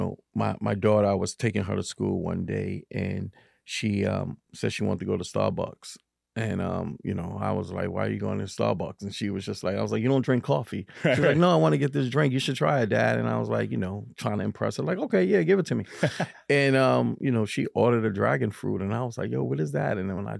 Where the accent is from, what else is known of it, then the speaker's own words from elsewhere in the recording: Harlem, New York, United States; And, you know, growing up in the 80s was kind of tough, especially in Harlem, right?